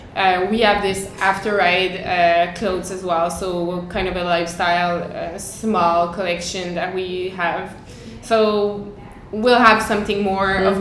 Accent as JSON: {"language": "English", "town": "Montreal", "region": "Quebec", "country": "Canada", "said": "we're from Montreal, and I'm I've been working in Quebec City for uh, for five years"}